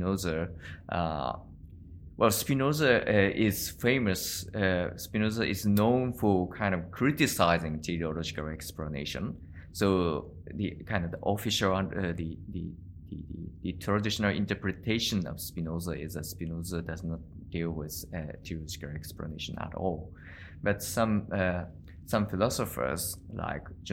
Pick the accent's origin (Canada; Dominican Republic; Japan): Japan; Tokyo; moved away as an adult; also born or lived in Indiana, United States / Kobe, Japan; now in Kyoto, Japan; I was born in Tokyo. So I came to Kyoto when so I was 19 years old